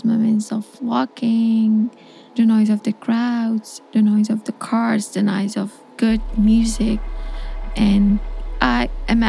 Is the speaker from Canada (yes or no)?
no; Afghanistan; English is a second language; moved away as an adult; I'm a journalist from Afghanistan, and in August of last year, I left